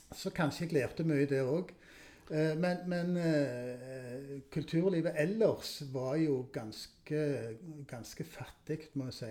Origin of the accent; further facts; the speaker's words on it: Stavanger, Rogaland, Norway; det var der jeg vokste opp